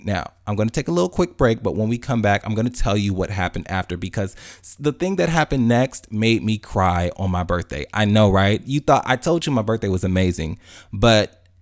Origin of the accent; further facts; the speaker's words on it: Chicago, Illinois, United States; now in Atlanta, United States; I'm from Chicago originally, even though I live in Atlanta now.